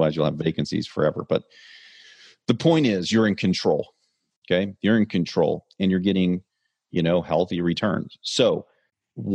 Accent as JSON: {"language": "English", "town": "Kansas City", "region": "Missouri", "country": "United States", "said": "I'm from Kansas City"}